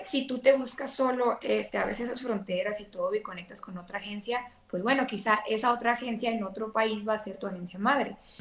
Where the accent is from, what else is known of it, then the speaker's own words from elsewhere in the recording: Mexico; yo también soy mexicana